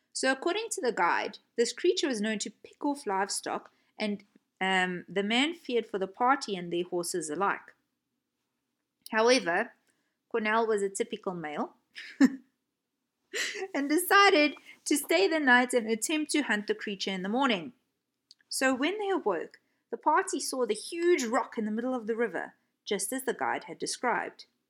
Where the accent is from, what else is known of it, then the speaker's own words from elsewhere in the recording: South Africa; my hometown of South Africa